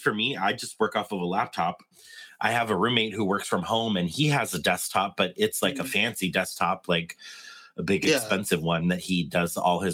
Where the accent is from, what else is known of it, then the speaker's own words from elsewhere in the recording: San Diego, California, United States; I was born in San Diego, and we used to go to the San Diego Zoo.